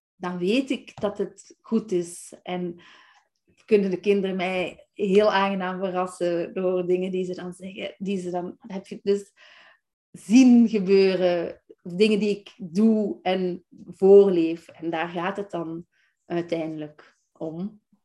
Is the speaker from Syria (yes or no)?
no; Belgium; moved away as an adult; now in Netherlands; ik ben Belgische